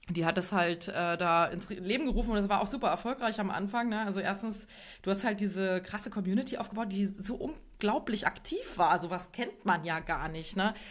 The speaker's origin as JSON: {"language": "German", "region": "Bavaria", "country": "Germany", "said": "auch aus Bayern. Ähm, da kennt man das nicht so sehr, aber in Westdeutschland"}